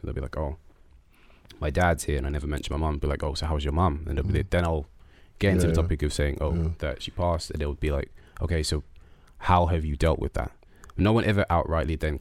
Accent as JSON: {"language": "English", "region": "London", "country": "United Kingdom", "tie": "born or raised there", "also_born_or_lived": "Nunhead", "said": "I was born and raised in Peckham"}